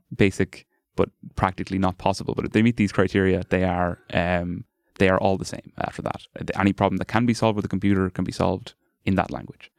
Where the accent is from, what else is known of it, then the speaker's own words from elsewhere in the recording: Carlow, Leinster, Ireland; moved away as an adult; now in Dublin, Ireland; I'm from Carlow originally and went to the, there's a big Gael school and a big Gael college down Carlow